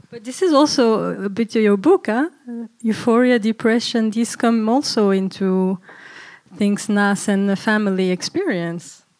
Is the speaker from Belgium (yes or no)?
yes; Brussels, Brussels-Capital Region, Belgium; growing up in Brussels